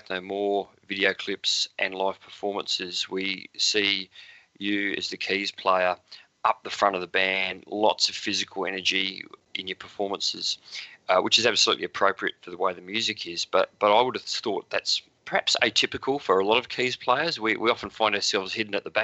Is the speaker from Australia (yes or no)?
yes; Adelaide, South Australia, Australia; I'm from Adelaide, and Adelaide is a small city